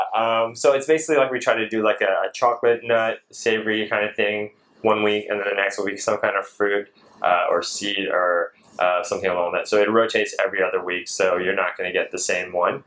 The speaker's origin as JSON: {"language": "English", "town": "Seattle", "region": "Washington", "country": "United States", "tie": "born or raised there", "also_born_or_lived": "San Francisco, California", "moved": "as an adult", "lives_now": "Malaysia", "said": "I was born in San Francisco. Grew up in Seattle"}